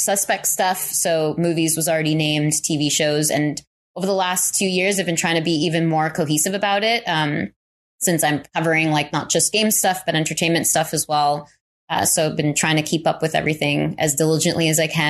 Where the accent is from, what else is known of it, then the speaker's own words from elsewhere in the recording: New York, United States; moved away; I grew up in New York and I have friends that are still there